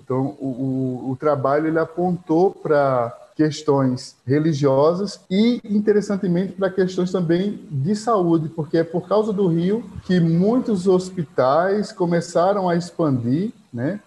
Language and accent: Portuguese; São Vicente Ferrer, Pernambuco, Brazil; Eu sou de São Vicente Ferrer, é uma cidade do Agreste Setentrional, fica aqui próximo a, a zona da mata, por uma questão ou outra, hoje é a Grécia Setentrional, mas foi aqui que eu nasci, mas vivi muito parte, é, boa parte da minha infância uh, na fazenda Cavunga